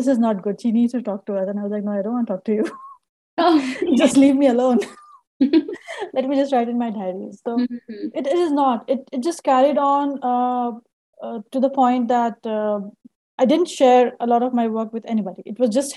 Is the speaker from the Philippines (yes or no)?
no; Kharagpur, West Bengal, India; moved away as an adult; also born or lived in Ranchi, India; now in Salt Lake City, United States; It's called Kharagpur, where I was. I spent most of my childhood there.